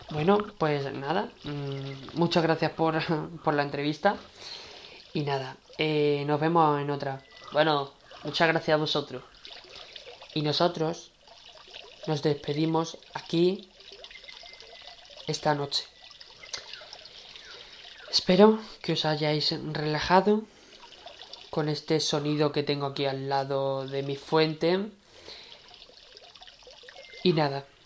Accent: Seville, Andalusia, Spain; now in Lugo, Spain; Mami, yo realmente soy de Sevilla, pero me vine aquí al Lugo Mm. Me vine aquí a Lugo a vivir porque era una zona bonita

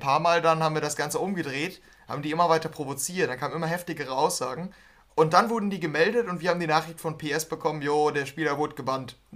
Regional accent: Germany; wenn ich Englisch oder Spanisch rede, schon deutlich eher, dass ich Deutscher bin

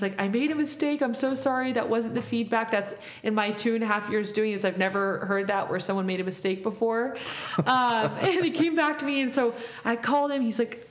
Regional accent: Mexico; moved away; also born or lived in Compton, California, United States; growing up in Mexico and then moving to Compton and then going to Cal

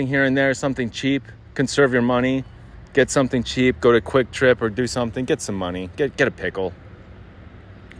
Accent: Arizona, United States; I grew up here in Arizona, born and raised.

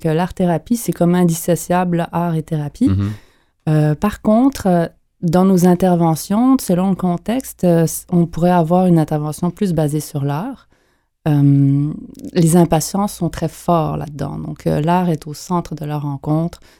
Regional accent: Montreal, Quebec, Canada; je suis née à Montréal.

